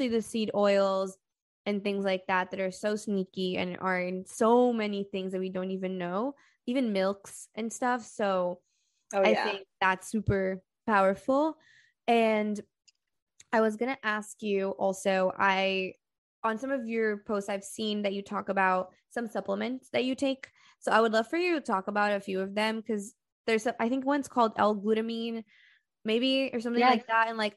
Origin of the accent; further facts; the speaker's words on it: Brazil; moved away; I'm from Brazil